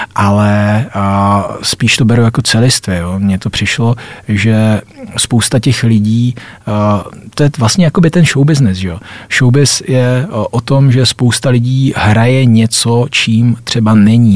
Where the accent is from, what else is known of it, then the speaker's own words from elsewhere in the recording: Vysočina Region, Czechia; now in Prague, Czech Republic; jsme se kluci z Vysočiny dostali konečně do Prahy